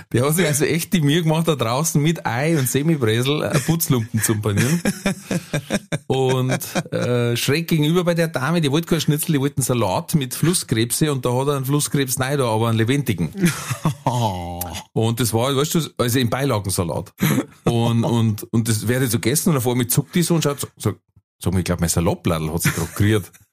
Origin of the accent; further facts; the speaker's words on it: Manching, Bavaria, Germany; bei uns in Manching